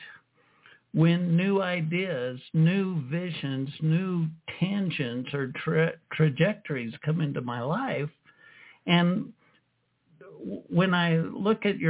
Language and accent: English; United States; I grew up in the States